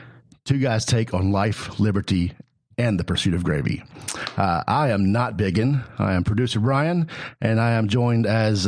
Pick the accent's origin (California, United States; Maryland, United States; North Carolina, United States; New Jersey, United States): North Carolina, United States; Mooresville; I grew up in Mooresville.